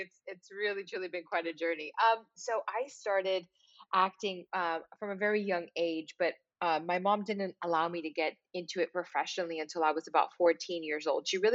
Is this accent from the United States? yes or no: yes; Miami, Florida, United States; moved away as an adult; now in Los Angeles, United States; growing up in Miami, Florida